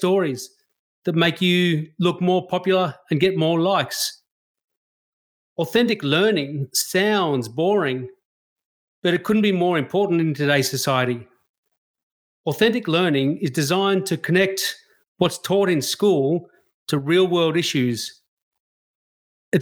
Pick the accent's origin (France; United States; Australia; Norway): Australia; a white Australian